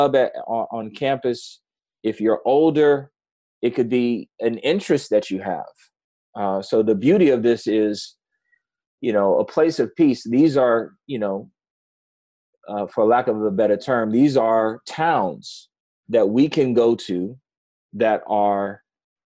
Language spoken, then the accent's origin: English; New York City, New York, United States; moved away; I grew up in New York City